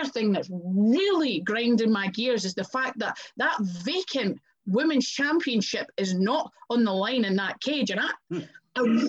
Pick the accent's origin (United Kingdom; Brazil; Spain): United Kingdom; Scotland; accent: Scottish; my hometown, in my home country